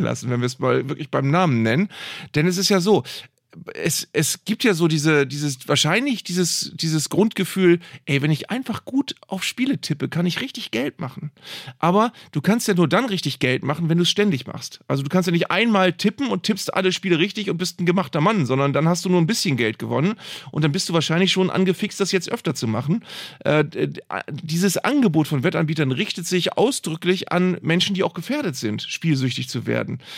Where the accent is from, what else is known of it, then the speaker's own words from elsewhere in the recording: Bremen, Germany; ich komme aus Bremen